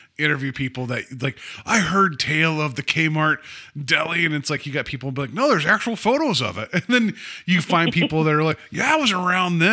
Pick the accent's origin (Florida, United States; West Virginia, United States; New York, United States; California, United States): West Virginia, United States; moved away; there is a little shitty pizza place that's in my hometown called the Capri